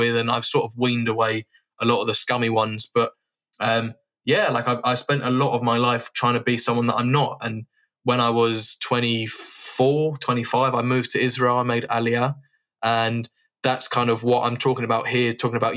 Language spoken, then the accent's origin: English; London, United Kingdom; I grew up in Hampstead Garden suburb